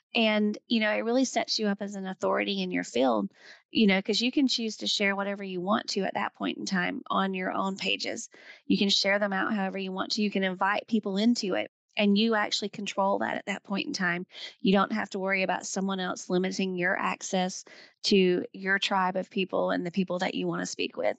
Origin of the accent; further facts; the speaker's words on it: the South, United States; I'm, I'm from the South